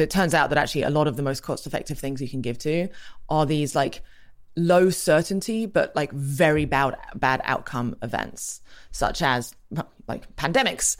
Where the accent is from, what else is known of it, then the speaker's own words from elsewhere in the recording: England, United Kingdom; I grew up in England, as you can hear.